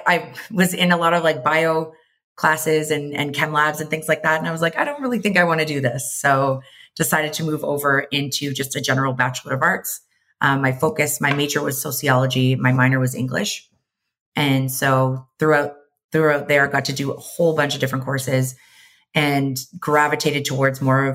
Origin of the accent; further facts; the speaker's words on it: Mississauga, Ontario, Canada; moved away as an adult; also born or lived in London, Ontario / Toronto, Canada; now in Vancouver, Canada; I was born and raised just outside of Toronto, Ontario, in Mississauga